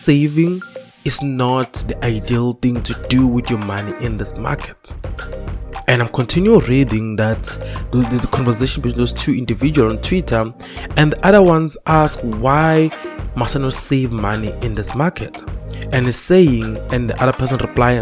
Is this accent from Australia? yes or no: no; South Africa; young people in South Africa